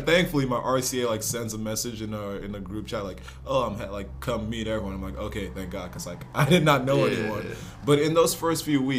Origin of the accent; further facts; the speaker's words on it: West Windsor, New Jersey, United States; also born or lived in Nigeria / North Carolina; I was born in Nigeria, moved to North Carolina when I was 9, and then New Jersey, West Windsor when I was 11. So I've been in West Windsor since